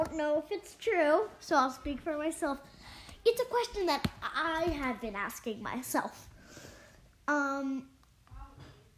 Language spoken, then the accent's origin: English; Philadelphia, Pennsylvania, United States; as a Philadelphian